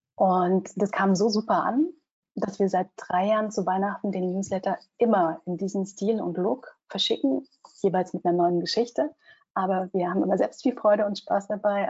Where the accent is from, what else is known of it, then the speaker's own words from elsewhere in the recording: Germany; für mich als Deutsche